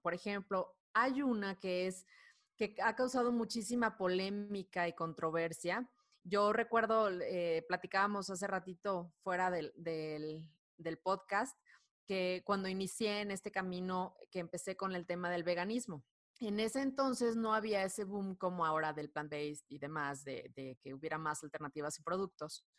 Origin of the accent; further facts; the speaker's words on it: Culiacán, Sinaloa, Mexico; now in Mexico City, Mexico; soy de Culiacán, Sinaloa, pero radico en, Ciudad de México ya hace algunos años